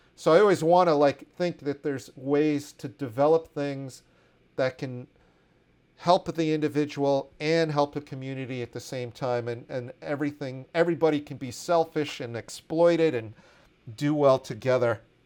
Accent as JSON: {"language": "English", "town": "Washington", "region": "District of Columbia", "country": "United States", "tie": "born or raised there", "said": "growing up in Washington, D C in the eighties"}